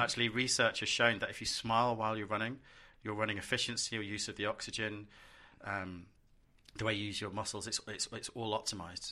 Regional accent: London, United Kingdom; I'm a Londoner

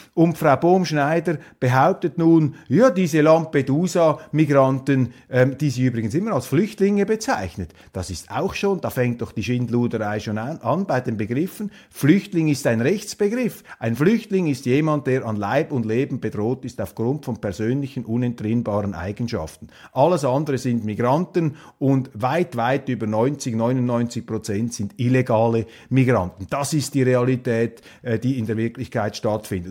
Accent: Switzerland

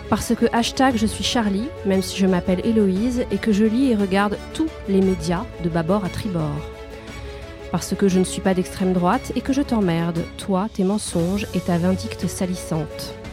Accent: Corsica, France; Parce que je suis corse et que je porte cet héritage et noblesse d'âme et de cœur dont il me faut être à la hauteur.

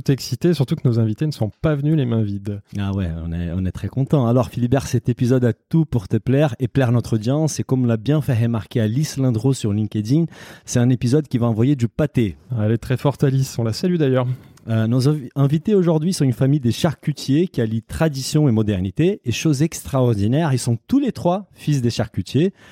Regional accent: Brazil; moved away; moi je suis brésilien

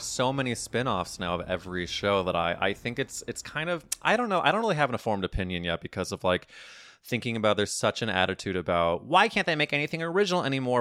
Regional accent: Midwest, United States; growing up in the Midwest

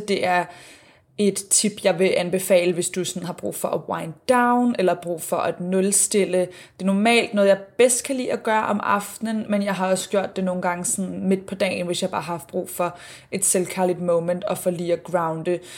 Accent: Denmark; now in Sydney, Australia; hjemme i Danmark

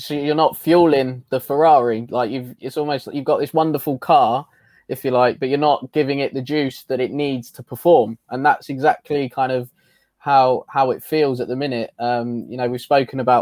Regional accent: Milton Keynes, South East England, United Kingdom; I'm from Milton Keynes

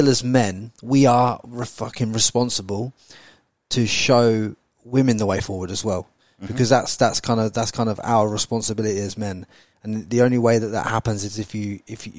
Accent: Peterborough, East of England, United Kingdom; I'm from Peterborough

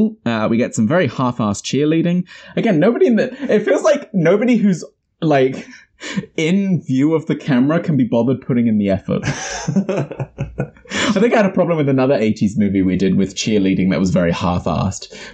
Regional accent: New Zealand

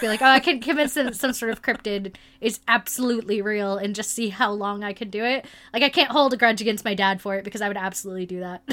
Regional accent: South or Midwest, United States; growing up in South or Midwest

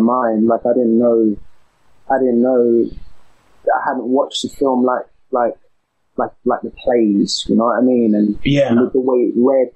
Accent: London, United Kingdom; accent: East London; I'm an East London boy. So I grew up in the East End

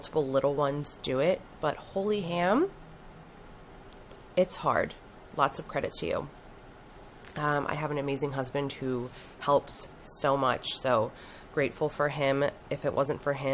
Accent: Wilmington, Delaware, United States; also born or lived in Southern Florida; born and raised in Wilmington, Delaware

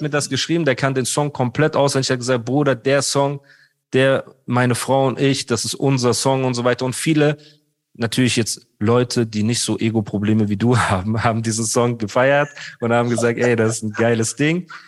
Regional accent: Heidelberg, Baden-Württemberg, Germany; Ich bin dort aufgewachsen, wo die Straße war. Ne? Also damals in Heidelberg, Rohrbacher Straße, Emmertsgrund

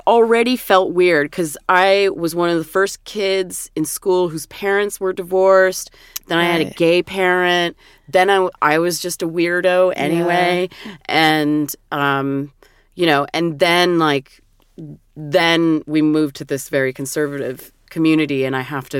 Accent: Portland, Oregon, United States; And I did have a couple of people in my growing up in my hometown who I could identify with in that way. And oh my God, I was so lucky because in Portland, Oregon, there was the City Nightclub

